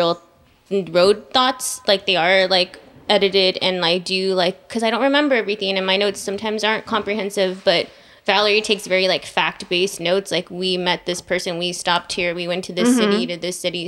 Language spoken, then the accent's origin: English; San Diego, California, United States; growing up in San Diego